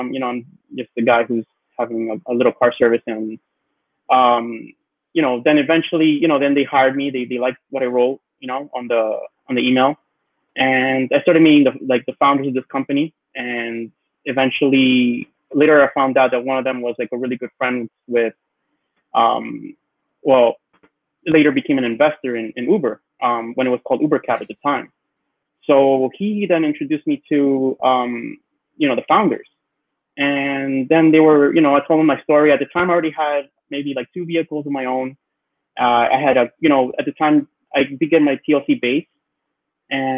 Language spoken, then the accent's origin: English; New York City, New York, United States; growing up in Queens